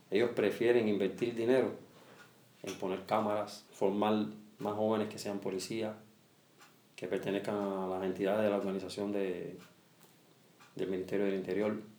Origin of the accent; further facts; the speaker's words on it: Cuba; Yo soy un cubano atípico. Yo vivo en Cuba como un rey, así como se dice. Yo soy un cubano atípico. No tengo necesidades como la tienen muchos cubanos.